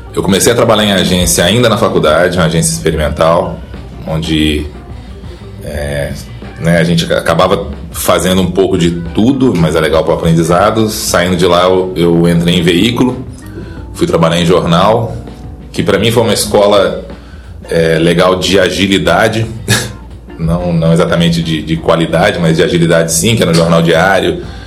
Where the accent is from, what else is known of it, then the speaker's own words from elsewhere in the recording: Belo Horizonte, Minas Gerais, Brazil; moved away as an adult; also born or lived in São Paulo; now in Ribeirão Preto, Brazil; sou mineiro de Belo Horizonte